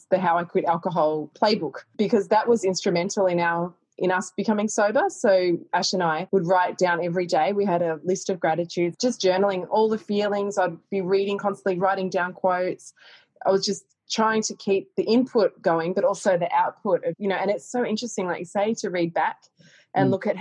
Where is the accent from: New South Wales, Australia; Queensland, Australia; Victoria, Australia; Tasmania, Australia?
Victoria, Australia; Castlemaine; I grew up in Castlemaine